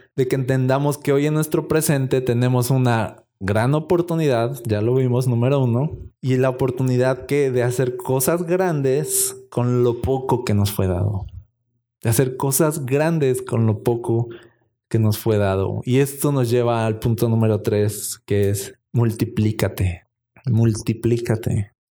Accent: Mexico; como buen mexicano

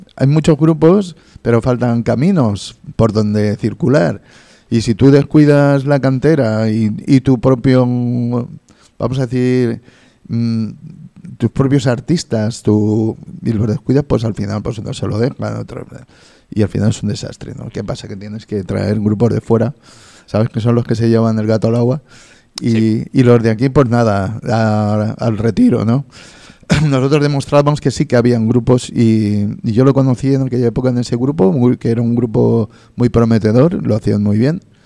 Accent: Spain; nuestra obligación como españoles

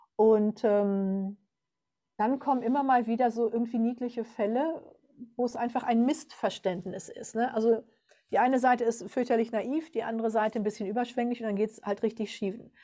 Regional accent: Germany; bei uns in Deutschland

